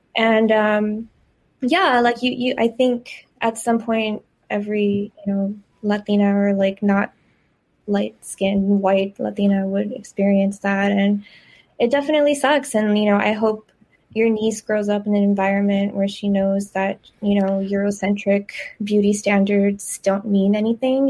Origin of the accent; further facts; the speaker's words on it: Eagle Pass, Texas, United States; moved away as an adult; I moved away from Eagle Pass, just because I grew up in an environment where everyone, you know, kind of looked like me.